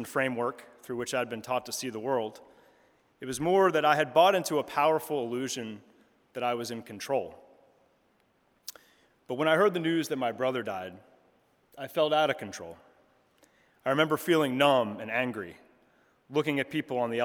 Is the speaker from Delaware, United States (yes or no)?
yes; Delaware, United States; moved away as an adult; also born or lived in Chicago; My brother and I were raised in the Episcopal Church in Delaware